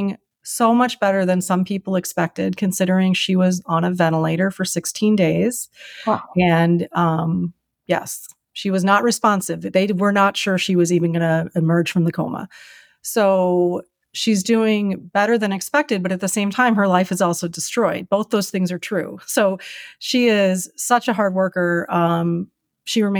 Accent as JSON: {"language": "English", "town": "Chicago", "region": "Illinois", "country": "United States", "moved": "as an adult", "lives_now": "Minneapolis, United States", "said": "I'm from Chicago"}